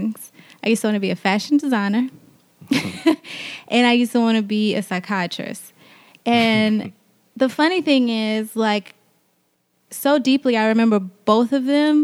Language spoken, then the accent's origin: English; Lake Charles, Louisiana, United States; I'm from Louisiana